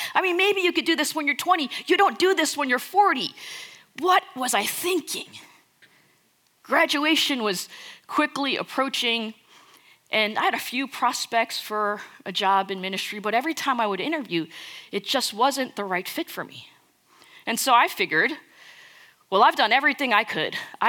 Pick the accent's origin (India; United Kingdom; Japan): India; Now, I'm Indian. And I'll tell you something, we know how to party.